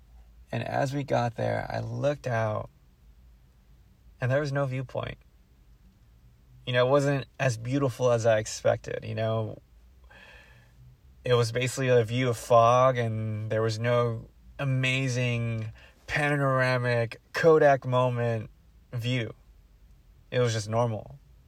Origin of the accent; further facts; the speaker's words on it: Philippines; now in Daly City, United States; I'm Filipino as well, so I feel at home with my people.